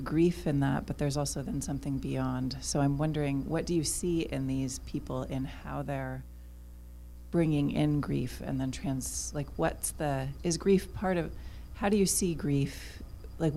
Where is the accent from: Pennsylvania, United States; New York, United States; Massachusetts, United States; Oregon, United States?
Oregon, United States; Southern; now in Los Angeles, United States; I'm from Southern Oregon, where Los Angeles steals water from.